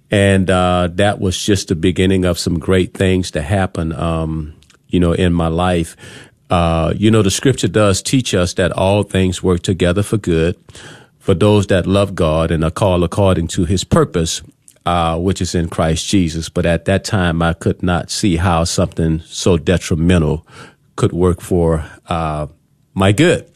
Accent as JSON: {"language": "English", "town": "New Orleans", "region": "Louisiana", "country": "United States", "moved": "as an adult", "lives_now": "Texas, United States", "said": "I am from the Big Easy, New Orleans, Louisiana, and I came here back in two thousand five, two thousand six"}